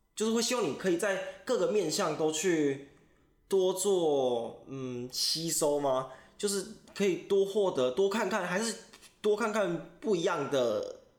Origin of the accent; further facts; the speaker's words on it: Taichung, Taiwan; 我们是台中人